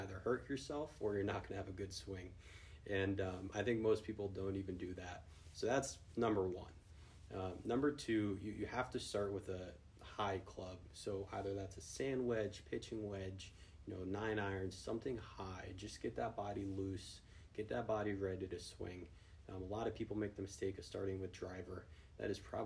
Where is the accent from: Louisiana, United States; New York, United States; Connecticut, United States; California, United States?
Connecticut, United States; Newington; I was born and raised here locally in Connecticut, from Newington